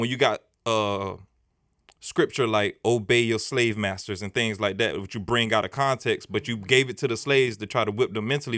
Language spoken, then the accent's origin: English; United States; I grew up in Scott Projects, and it's right down the street